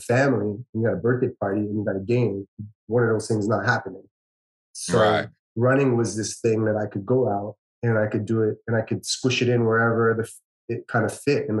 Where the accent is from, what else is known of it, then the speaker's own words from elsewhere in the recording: Toronto, Ontario, Canada; now in Woodbridge, Canada; I grew up in Scarborough